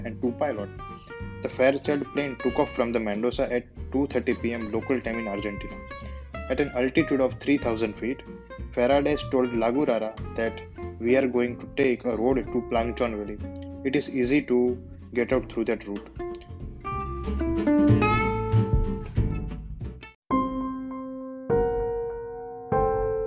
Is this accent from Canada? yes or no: no; India; I'm from India.